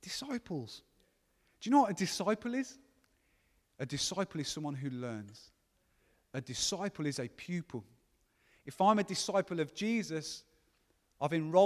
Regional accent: Gornal, West Midlands, United Kingdom; I'm 22 and I'm from Gornal

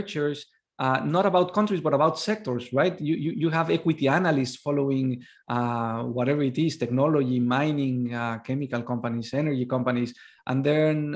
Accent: Mexico; I am from Mexico

